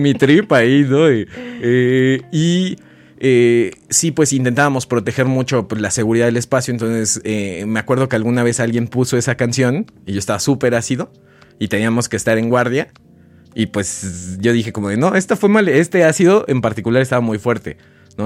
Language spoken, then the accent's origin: Spanish; Oaxaca, Mexico; yo soy de Oaxaca